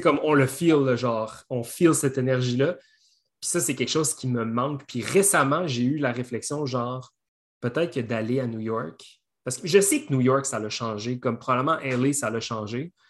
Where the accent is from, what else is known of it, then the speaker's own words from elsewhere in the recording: Belœil, Quebec, Canada; j'ai grandi à Belleuil